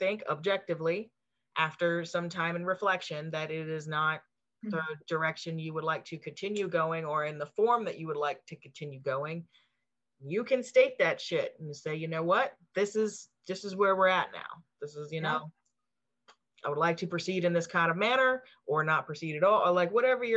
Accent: the South, United States; I grew up in the South, so a lot of it's here

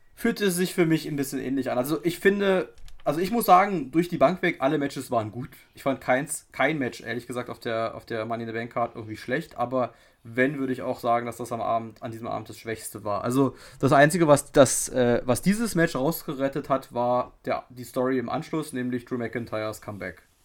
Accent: Germany; als Deutscher

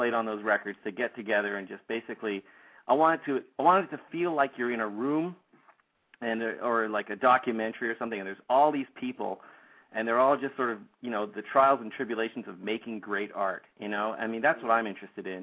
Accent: Toronto, Ontario, Canada; moved away; I'm from Toronto, Canada, originally

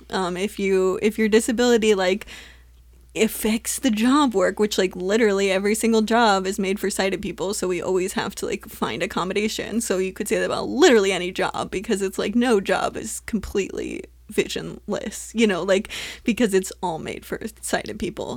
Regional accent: Southern California, United States; growing up in Southern California

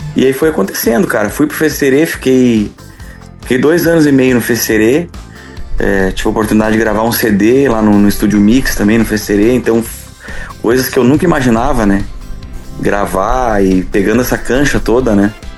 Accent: Cachoeira do Sul, Rio Grande do Sul, Brazil; eu sou natural de Cachoeira do Sul, né? Região central do estado.

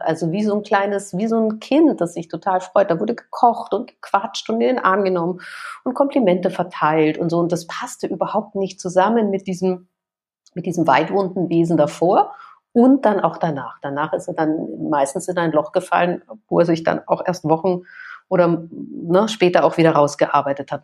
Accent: Vienna, Austria; Ich komme aus Wien

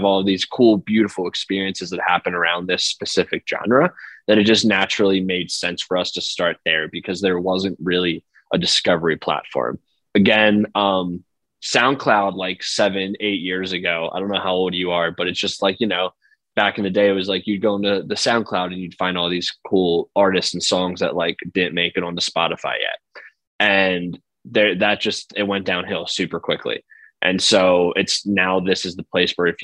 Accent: outside of Philadelphia, Pennsylvania, United States; I grew up like outside of Philly, and so I grew up with like the Philly rap drill scene.

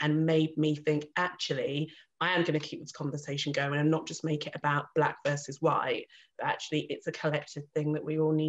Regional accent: Reading, South East England, United Kingdom; Where are you really from? Reading, Berkshire.

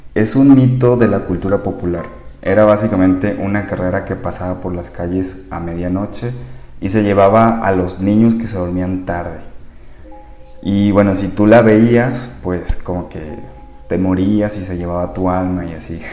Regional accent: Sinaloa, Mexico; now in Guadalajara, Mexico; Yo soy nacido en Sinaloa, México

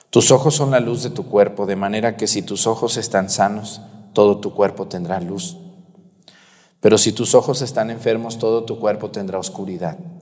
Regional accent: Mexticacán, Jalisco, Mexico; now in La Mojonera, Mexico; mi pueblo Mestigacán

